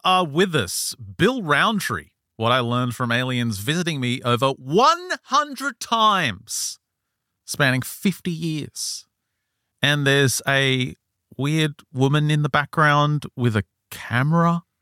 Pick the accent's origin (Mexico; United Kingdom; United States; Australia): Australia; I'm Australian and I think I've got Native American